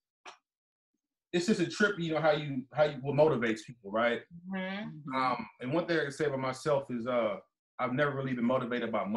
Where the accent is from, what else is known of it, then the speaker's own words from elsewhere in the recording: Richmond, California, United States; also born or lived in New York / El Sobrante; I'm from Richmond